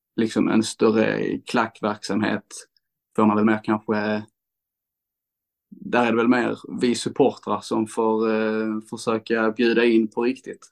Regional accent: Landskrona, Skåne, Sweden; jag är uppvuxen i Landskrona och eh, bott mesta delen av mitt liv i Landskrona.

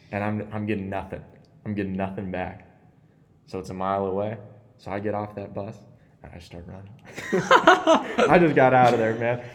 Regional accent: Iowa, United States; moved away; I took a bus ride back from Bednarf, Iowa, my hometown

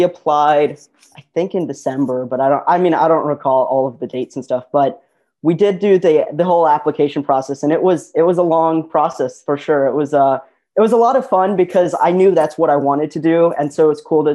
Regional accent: Midwest, United States; I'm from the Midwest, we're

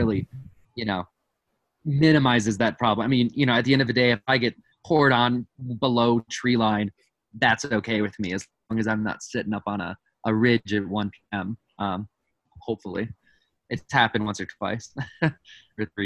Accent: Wisconsin, United States; now in Colorado, United States; I grew up in Wisconsin, as a Boy Scout

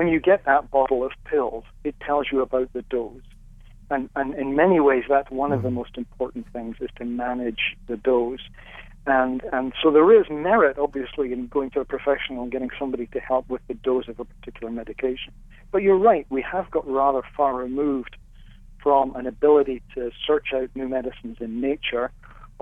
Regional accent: Scotland, United Kingdom; when I was growing up in Scotland, we had our milk delivered every day in glass bottles

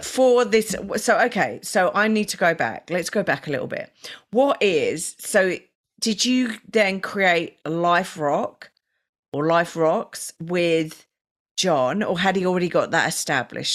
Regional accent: England, United Kingdom; now in Australia; I'm not Australian, I'm a citizen, but I'm English

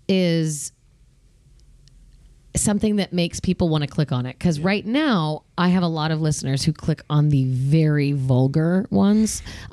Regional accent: Long Beach, California, United States; also born or lived in Louisiana; Thank God I grew up in Long Beach and I've got homies that I could name that I would put in my wedding. Thank God I was born in Louisiana and I have Creole in me.

